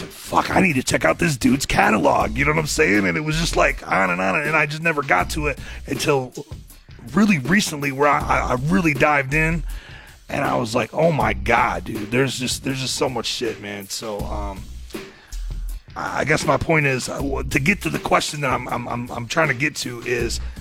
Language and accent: English; Michigan, United States; I grew up in Michigan, you know what I mean? And specifically mid-Michigan, I was like an hour north of Saginaw